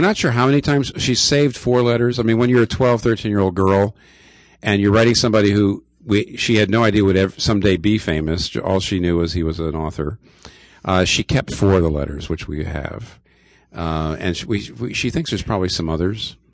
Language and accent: English; eastern Pennsylvania, United States; I grew up in eastern Pennsylvania